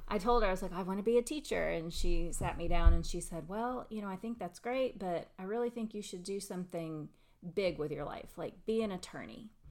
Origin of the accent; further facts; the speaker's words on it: McMinn County, Tennessee, United States; I'm actually from here. I was born and raised in McMinn County